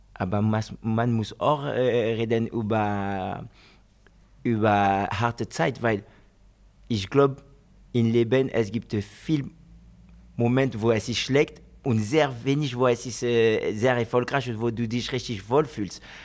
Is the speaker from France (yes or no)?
yes; France; German is a second language; moved away as an adult; also born or lived in Guinea (ancestry) / Spain; now in Wolfsburg, Germany; Ich bin Franzose, geboren in Frankreich